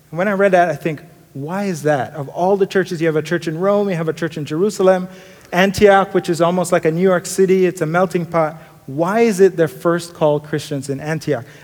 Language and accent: English; Kingston, Jamaica; I grew up in Jamaica, Kingston, Jamaica, sometimes called a concrete jungle.